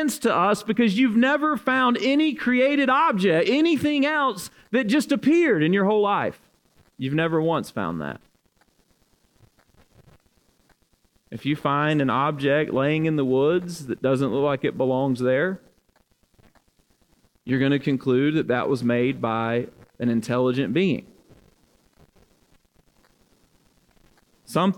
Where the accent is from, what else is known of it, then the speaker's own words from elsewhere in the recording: Alabama, United States; now in Louisville, United States; I am at heart from Alabama.